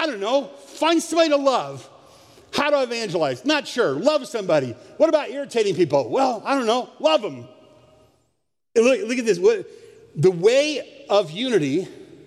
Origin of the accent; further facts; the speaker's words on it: Ohio, United States; moved away as an adult; now in Jackson, Michigan; I'm a kid from Ohio